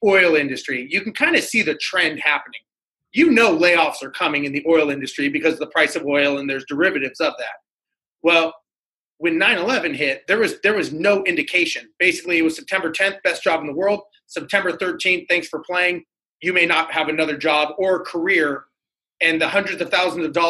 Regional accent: Los Angeles, California, United States; Born and raised in Los Angeles, grew up there

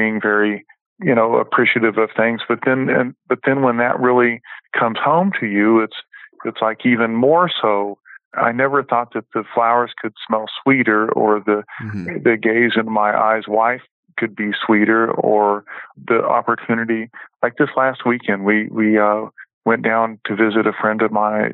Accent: Bay Area, California, United States; moved away; growing up in the Bay Area, we grew up next close to the Ferrari

